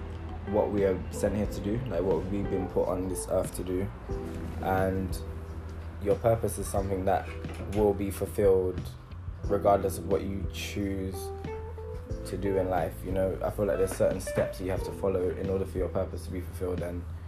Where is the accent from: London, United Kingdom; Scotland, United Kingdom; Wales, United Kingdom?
London, United Kingdom; I'm from East London.